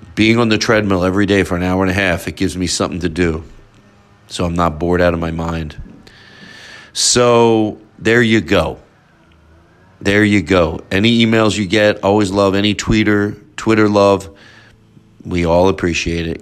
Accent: Philadelphia, Pennsylvania, United States; moved away; Philadelphia since that's my hometown

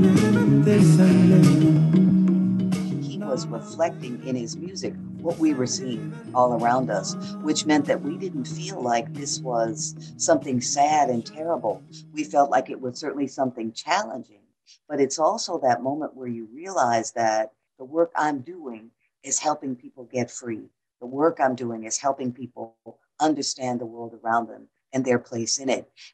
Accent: Detroit, Michigan, United States; I'm from Detroit, and my high school was two blocks down the street from Motown

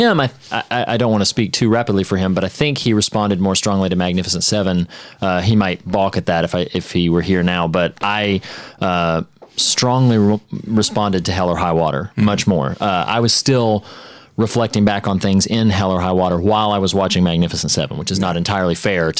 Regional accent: North Carolina, United States; Most people, despite my having told them a dozen times, will guess when they try to guess that I'm from South Carolina. But you're one of the only people, probably because Josh is also from North Carolina, that it's stuck in your head a little bit more.

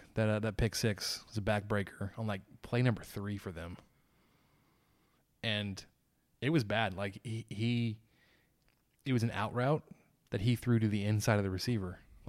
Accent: Texas, United States; As a Texan, I was like, I think we lost by 28 this year.

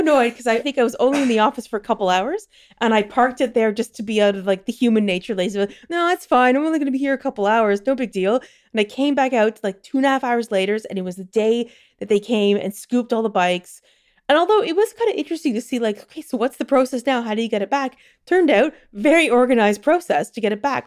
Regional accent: Toronto, Ontario, Canada; moved away as an adult; also born or lived in London / Belgium; now in Netherlands; I grew up in Toronto, and I grew up at, like, midtown Toronto

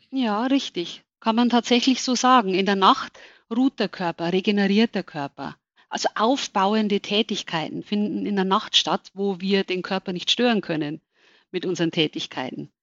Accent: Germany; bei uns in Deutschland

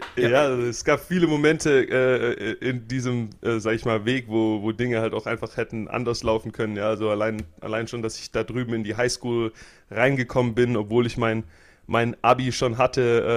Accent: Germany; moved away; also born or lived in Florida; ich komme aus Deutschland

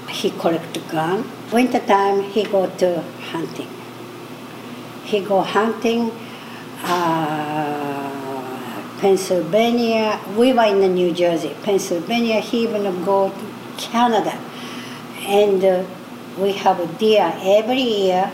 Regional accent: Sapporo, Hokkaido, Japan; English is a second language; moved away as an adult; I'm from Japan, Hokkaido, Sapporo. I'm 85. I came when I was 21.

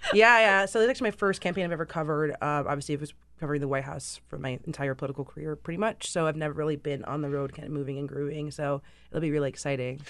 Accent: United States; I'm American too, but dad is British, so I grew up in, like, this dual nationality household

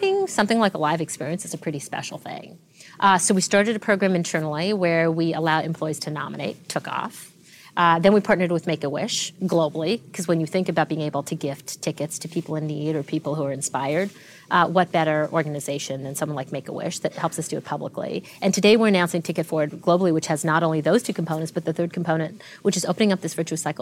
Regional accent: Canada; also born or lived in Tanzania; So I was born in Tanzania to two doctors, two Indian doctors. My parents were both ran a medical practice together there and immigrated to Canada when I was two

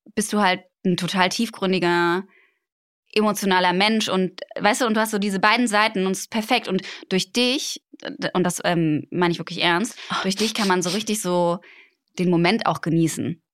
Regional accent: Cologne, North Rhine-Westphalia, Germany; born or raised there

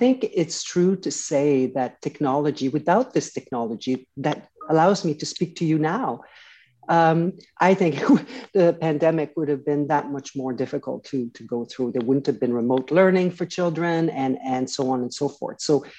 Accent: Canada; When I grew up in Canada, when I was going to school, I had no idea that we had these schools around the country.

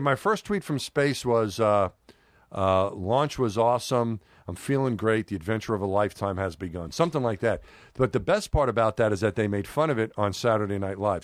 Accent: New York City, New York, United States; when I was growing up in New York

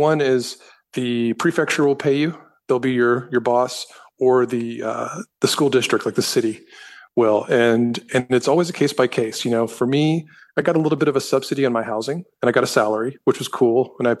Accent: the South, United States; Because, you know, growing up in the South, you know, you can kind of be anonymous

